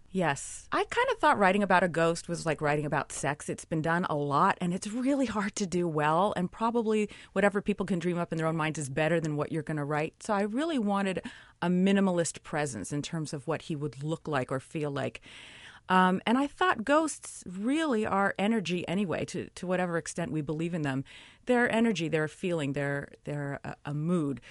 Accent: California, United States; moved away as an adult; now in New York City, United States; I grew up in California

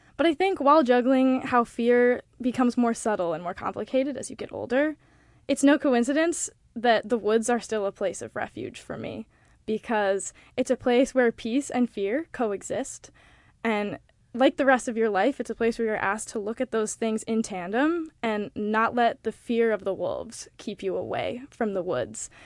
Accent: Montana, United States; moved away as an adult; now in New York, United States; I am from Montana

